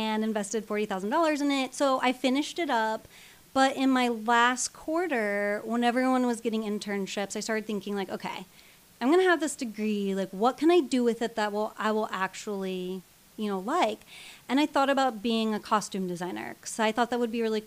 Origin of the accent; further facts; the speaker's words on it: Illinois, United States; moved away; I come from the Midwest. I come from a small town in Illinois